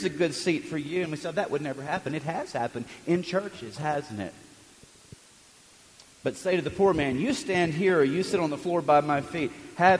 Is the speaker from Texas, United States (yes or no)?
no; Birmingham, Alabama, United States; I'm from the South, right? Birmingham